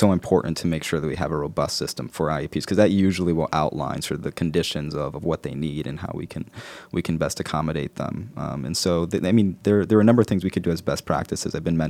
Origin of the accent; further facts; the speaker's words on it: Newark, New Jersey, United States; growing up in Newark was something that I always attribute to, you know, characteristics like resilience, hope, passion.